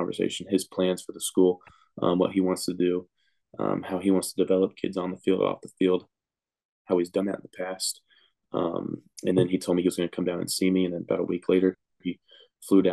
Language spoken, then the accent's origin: English; Texas, United States; football around here is a big thing. I'm from a small town